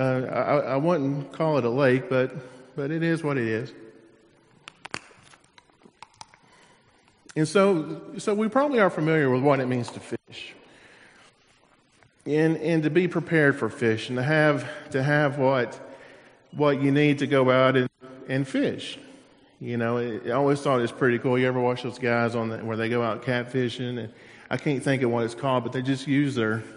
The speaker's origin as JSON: {"language": "English", "region": "Tennessee", "country": "United States", "tie": "born or raised there", "moved": "yes", "lives_now": "Florida, United States", "said": "growing up in Tennessee"}